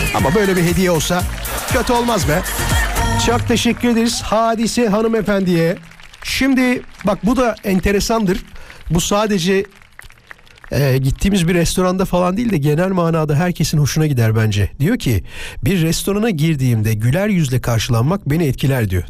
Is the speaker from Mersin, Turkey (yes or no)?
no; İzmit, Kocaeli, Turkey; İzmit'te büyüdüm